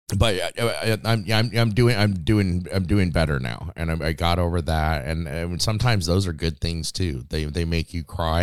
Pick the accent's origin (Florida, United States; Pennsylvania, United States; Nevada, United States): Nevada, United States; Las Vegas; moved away as an adult; growing up in Vegas